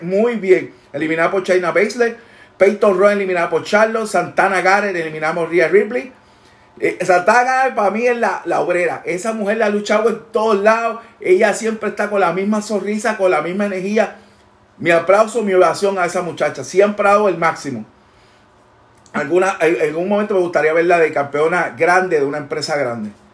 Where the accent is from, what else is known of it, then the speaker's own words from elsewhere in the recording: Puerto Rico; de allá somos, allá representamos